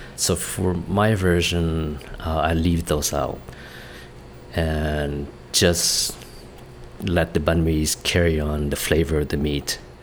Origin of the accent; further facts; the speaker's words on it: Vietnam; moved away; my brothers and I grew up in Vietnam, going to school there